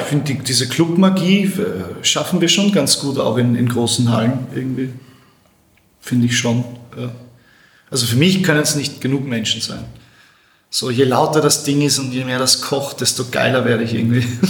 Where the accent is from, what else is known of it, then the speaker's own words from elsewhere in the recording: Austria; Bei uns in Österreich